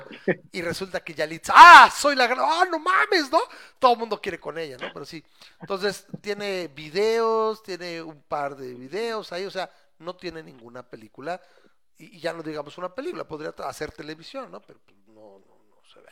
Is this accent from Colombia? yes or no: no; Mexico; soy mexicano